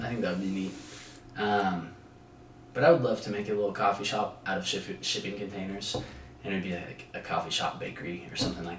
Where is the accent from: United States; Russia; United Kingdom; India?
United States; California; now in Arizona, United States; I'm Italian. I'm from California. I'm 20 years old.